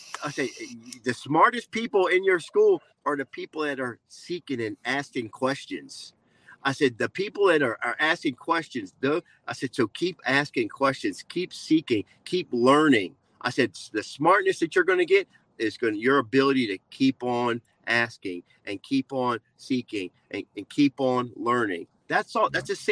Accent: New Jersey, United States; I'm from Jersey, born and raised in Jersey. So I got that little Jersey attitude going on

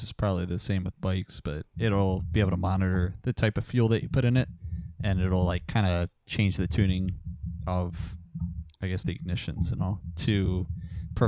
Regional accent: Northeast, United States; Living and growing up in the Northeast

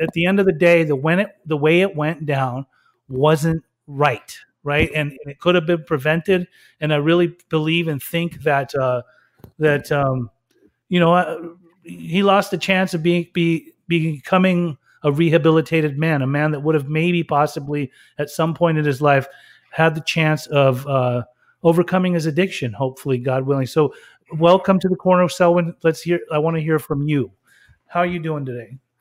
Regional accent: Salt Lake City, Utah, United States; I grew up in Salt Lake City, Utah, for a long time.

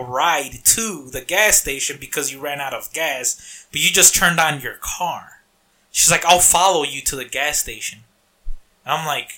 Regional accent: Harvey, Illinois, United States; I grew up in Harvey.

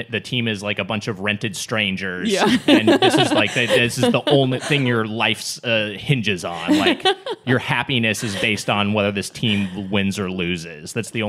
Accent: LA County, California, United States; I grew up in LA County and I was born in 1980

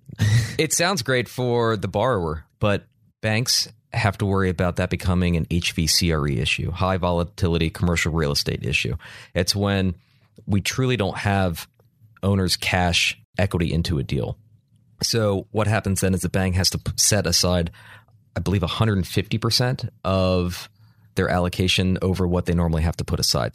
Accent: Charlotte, North Carolina, United States; I'm from Charlotte

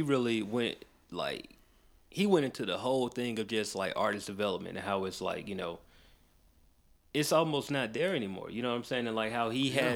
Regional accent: Macon, Georgia, United States; I grew up in Macon

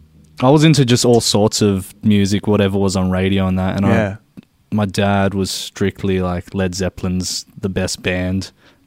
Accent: Sydney, New South Wales, Australia; Grew up in a place called George's Hall in Sydney, and right next to Bankstown Airport

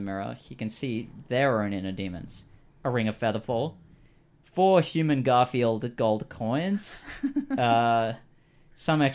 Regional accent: Australia; I'm Australian

